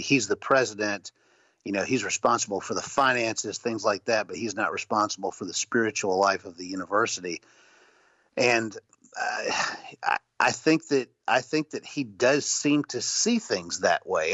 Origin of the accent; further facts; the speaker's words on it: the South, United States; I grew up in the South